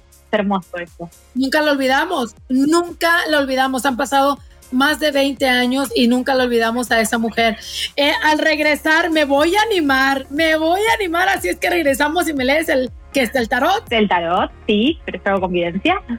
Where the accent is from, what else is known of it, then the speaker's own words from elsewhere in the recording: Mexico; moved away; Yo me acuerdo que cuando recién llegué, llegamos a este país eh, de México, mi mamá salió a buscar trabajo, ¿no?